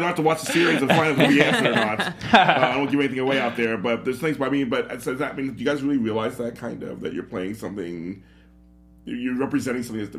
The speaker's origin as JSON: {"language": "English", "country": "Puerto Rico", "said": "Puerto Rican here"}